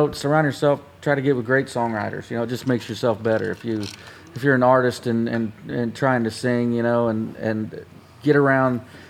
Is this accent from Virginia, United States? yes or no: no; Columbus, Ohio, United States; now in Nashville, United States; I'm from Columbus, Ohio